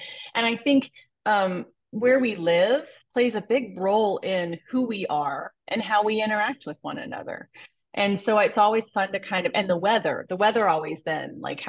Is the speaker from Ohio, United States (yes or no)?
yes; Ohio, United States; moved away; also born or lived in Whittier; and lived in Ohio. I was born in Ohio. So a lot of my roots are there.